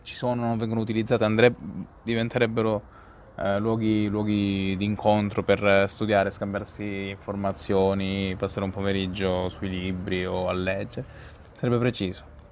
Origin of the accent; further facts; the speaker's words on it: Calabria, Italy; moved away as an adult; now in Dublin, Ireland; per la Calabria o per la, comunque l'Italia, la mia terra